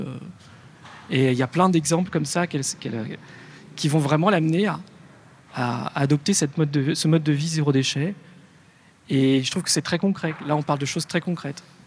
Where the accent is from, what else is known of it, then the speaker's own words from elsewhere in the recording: Lyon, Auvergne-Rhône-Alpes, France; je suis né à Lyon, c'est quand même la ville de la, bouffe